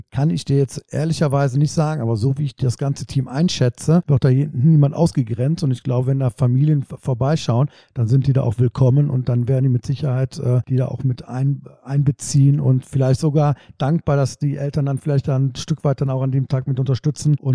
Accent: North Rhine-Westphalia, Germany; weil ich bin auch äh, mitten in der Stadt groß geworden und äh, wir hatten auch so ein, äh, so ein Jugendheim, ne?

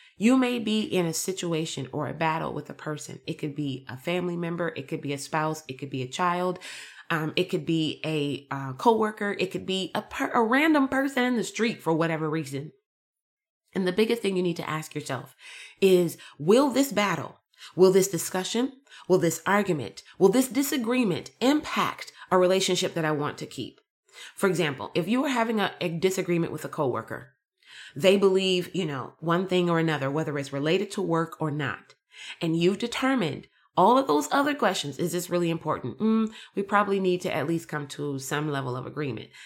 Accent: United States; I'm American

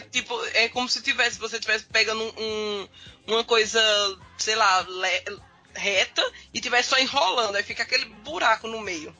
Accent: Campina Grande, Paraíba, Brazil; Eu não sou de João Pessoa, né? Eu sou, da, eu sou de Campina Grande

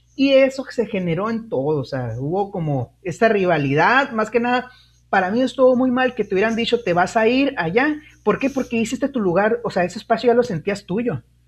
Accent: Guaymas, Sonora, Mexico; also born or lived in Nogales; yo soy de Guaymas, este, me queda cerquita Hermosillo

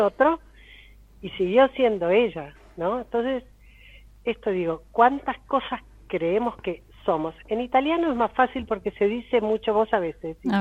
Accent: Argentina; yo soy argentina

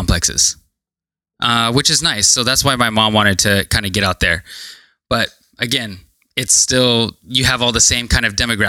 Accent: Salem, Oregon, United States; also born or lived in Kennewick, Washington; now in Portland, United States; So I was born in Kennewick, Washington, uh-huh. And then shortly after moved to Salem. So I grew up in Salem, Salem, Oregon, and that's literally 40 minutes here from Portland. And that's where I grew up.

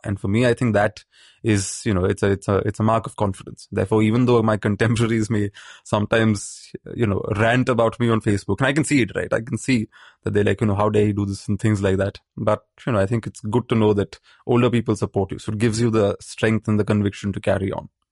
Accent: Maharashtra, India; growing up in Maharashtra.

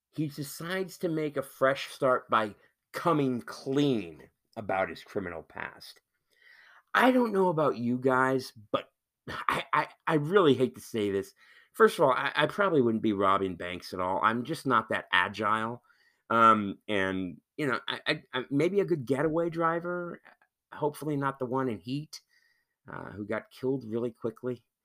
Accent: Missouri, United States; moved away; the same people that I grew up with out in Missouri or, you know, in the Midwest

